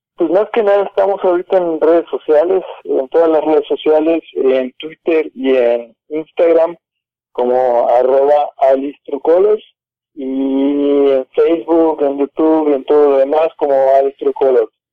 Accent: Mérida, Yucatán, Mexico; moved away as an adult; now in Mexico City, Mexico; nosotros somos originarios de Mérida

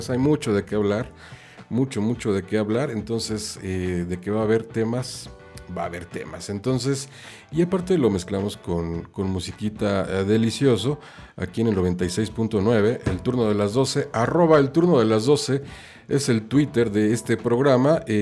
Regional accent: Mexico; now in Ireland; estoy viviendo en Irlanda, pero bueno, soy mexicano

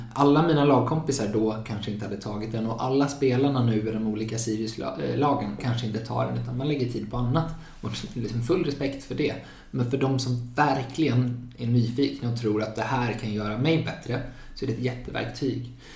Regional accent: Gothenburg, Västra Götaland, Sweden; moved away as an adult; now in Uppsala, Sweden; jag är från Göteborg från början och flyttade hit för två och ett halvt år sedan ungefär för att plugga juridik

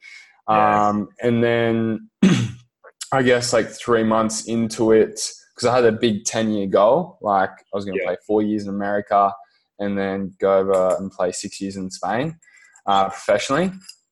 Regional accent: Gold Coast, Queensland, Australia; now in Byron Bay, Australia; I'm from the Gold Coast. I currently live in Byron Bay

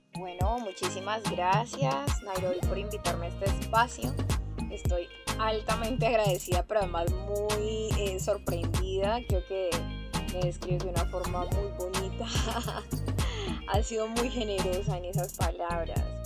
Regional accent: Buenaventura, Valle del Cauca, Colombia; also born or lived in Cali; yo soy una chica de Buenaventura, nacida aquí, amante de Buenaventura, que por cosas de la vida tuve que estar en otros espacios como en Cali

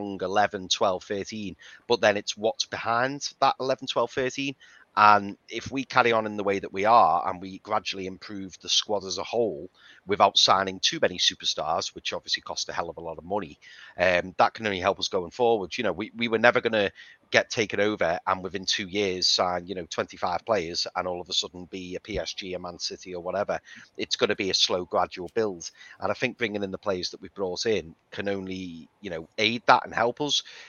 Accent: Liverpool, North West England, United Kingdom; I'm from Liverpool

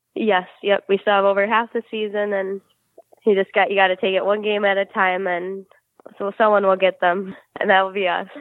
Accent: Livonia, Michigan, United States; I grew up in Livonia, Michigan, so it's like southern Michigan

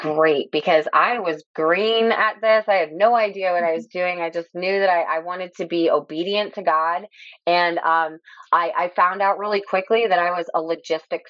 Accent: Lee County, Southwest Florida, United States; I'm actually an eighth generation Floridian. I was born and raised right here in Lee County, and which is in the Southwest Florida area.

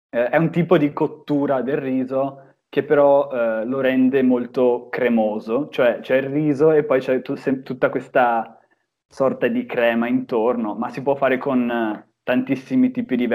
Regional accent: Venice area, Veneto, Italy; also born or lived in Trieste; si mangia con un prodotto tipico di Venezia proprio, eh, il baccalà mantecato, che, che, da noi si mangia moltissimo

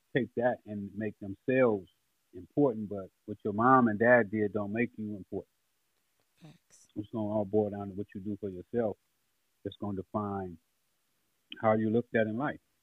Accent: Los Angeles, California, United States; growing up on Figueroa where the hose was

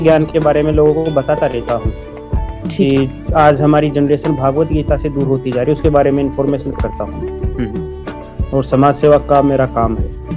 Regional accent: Jaipur, Rajasthan, India; जयपुर राजस्थान का रहने वाला हूँ मैं

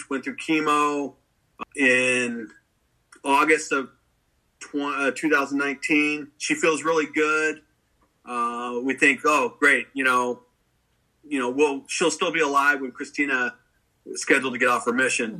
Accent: Anchorage, Alaska, United States; I'm born and raised in Anchorage, Alaska.

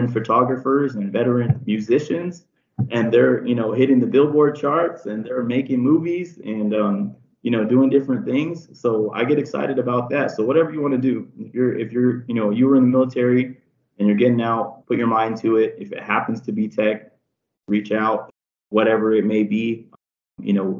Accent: San Diego, California, United States; I'm from San Diego. I'm Mexican and Filipino

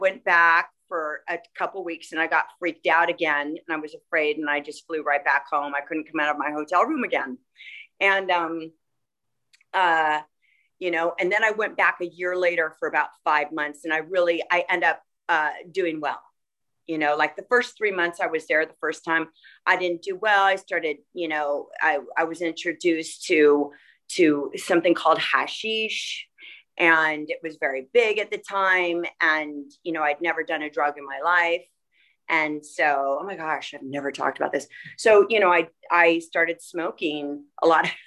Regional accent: Los Angeles, California, United States; also born or lived in Chicago, Illinois; I was raised

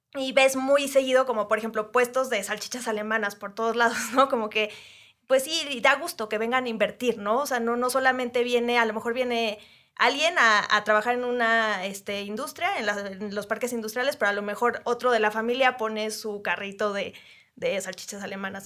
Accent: Querétaro, Mexico; now in Mexico City, Mexico; yo soy de esas queretanas que en realidad no nació ahí, pero viví ahí pues toda mi infancia igual. Yo nací aquí en la Ciudad de México, pero me fui a los dos años para allá

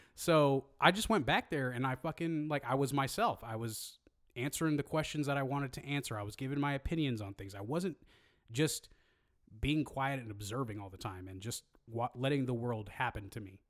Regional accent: Hayward, California, United States; I grew up in Hayward

